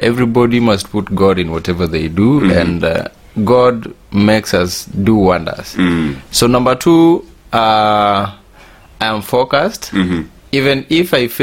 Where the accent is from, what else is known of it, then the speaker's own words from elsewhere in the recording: Kenya; also born or lived in Kisumu; I am a Kenyan. I live in Kisumu.